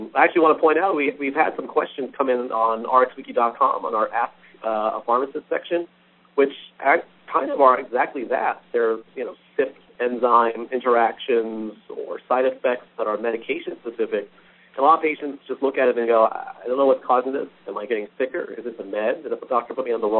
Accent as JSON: {"language": "English", "region": "Texas", "country": "United States", "said": "across Texas overall here in my home state"}